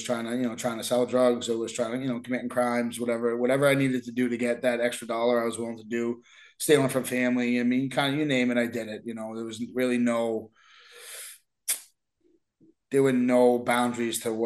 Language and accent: English; Somerville, Massachusetts, United States; I grew up in Somerville